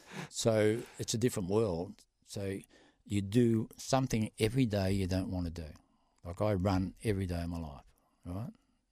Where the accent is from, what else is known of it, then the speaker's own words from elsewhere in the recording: Boulder, Western Australia, Australia; I'm from Boulder, mate.